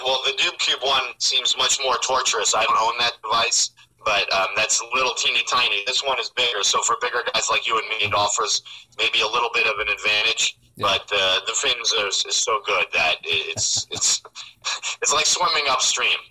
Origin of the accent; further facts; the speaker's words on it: New York, United States; moved away as an adult; also born or lived in Pennsylvania; now in California, United States; I'm from New York. I'm not from California.